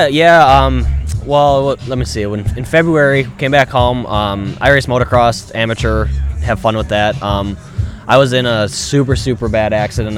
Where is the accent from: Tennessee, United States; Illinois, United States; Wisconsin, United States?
Wisconsin, United States; Milwaukee; I'm from Milwaukee, Wisconsin